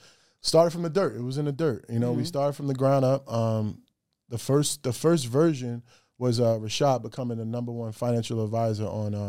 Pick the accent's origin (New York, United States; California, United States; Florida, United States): New York, United States; Greenburgh; moved away as an adult; now in Atlanta, United States; I'm from New York. Greenberg, New York is where I lay my head for 25 years. Now I moved to the A.